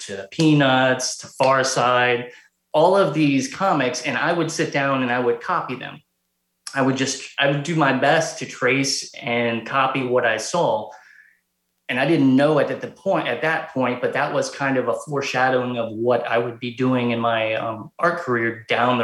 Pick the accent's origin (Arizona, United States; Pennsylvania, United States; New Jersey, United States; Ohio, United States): Ohio, United States; Cincinnati; born and raised in Cincinnati, Ohio